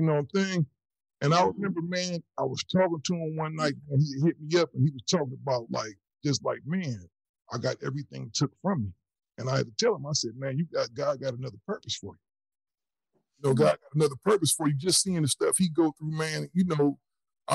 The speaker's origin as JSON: {"language": "English", "region": "Ohio", "country": "United States", "said": "I'm originally from Ohio"}